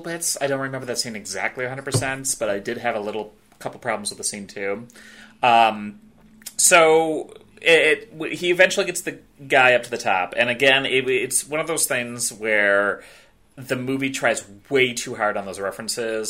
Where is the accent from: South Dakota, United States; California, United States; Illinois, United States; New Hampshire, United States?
Illinois, United States; Chicago; moved away; also born or lived in Southeast US; I grew up in the Chicagoland area